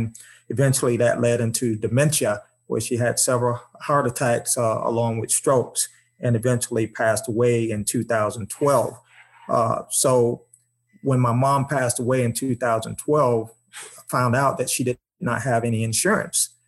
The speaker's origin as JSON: {"language": "English", "town": "Tampa", "region": "Florida", "country": "United States", "tie": "born or raised there", "said": "growing up in Tampa in a single parent home with my mom"}